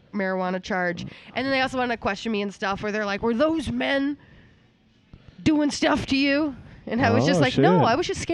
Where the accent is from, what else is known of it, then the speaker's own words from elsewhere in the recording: Maine, United States; moved away; I'm from Maine